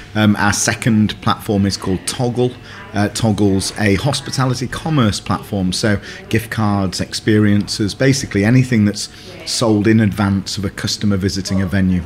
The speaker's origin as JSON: {"language": "English", "town": "Sheffield", "region": "Yorkshire and the Humber", "country": "United Kingdom", "said": "I'm from Sheffield"}